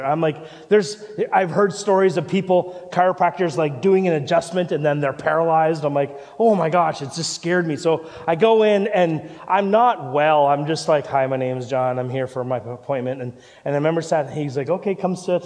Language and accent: English; Canada; moved away as an adult; also born or lived in Vancouver; now in Christchurch, New Zealand; I'm the pastor here, and I'm from Canada